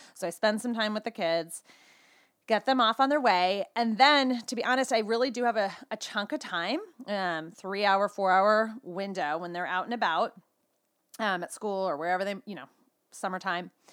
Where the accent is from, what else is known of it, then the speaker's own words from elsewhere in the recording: California, United States; now in Boulder, United States; I'm truly a California girl at heart, but currently, my family and I live in Boulder, Colorado